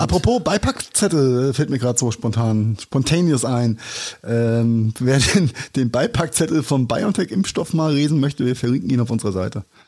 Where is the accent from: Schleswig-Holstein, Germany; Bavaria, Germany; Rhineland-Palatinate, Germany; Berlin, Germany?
Rhineland-Palatinate, Germany; Rhenish Hesse; als Rheinhesse sagen mit angeborener SCH und CH-Schwäche